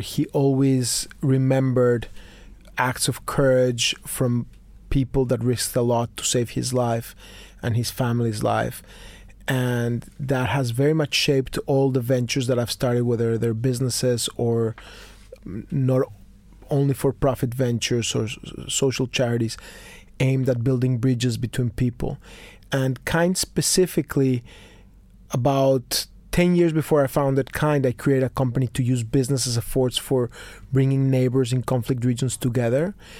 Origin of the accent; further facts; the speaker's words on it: Mexico City, Mexico; I was born in Mexico City. I'm a confused Mexican Jew